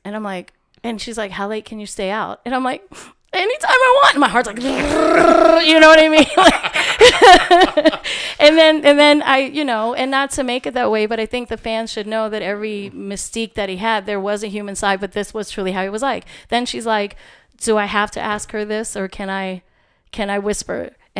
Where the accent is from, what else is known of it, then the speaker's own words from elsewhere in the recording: Queens, New York, United States; You're like, I'm this girl from Queens, and what does … want with me?